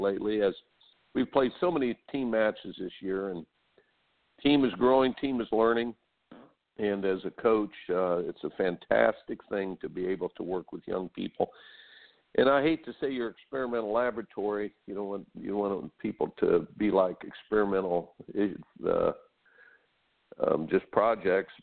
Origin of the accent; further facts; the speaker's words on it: Indiana, United States; I grew up in Indiana